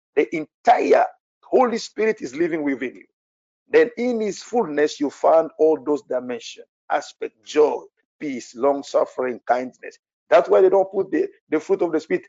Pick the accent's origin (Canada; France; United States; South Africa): France; English is a second language; I'm a French people